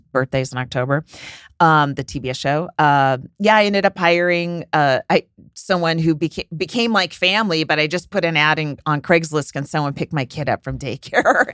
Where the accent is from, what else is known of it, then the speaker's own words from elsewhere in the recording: San Francisco, California, United States; I'm from San Francisco